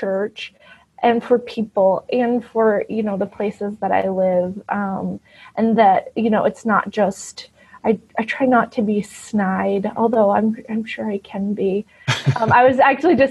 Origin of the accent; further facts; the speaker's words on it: Texas, United States; moved away; I grew up in Texas, being a homeschooled evangelical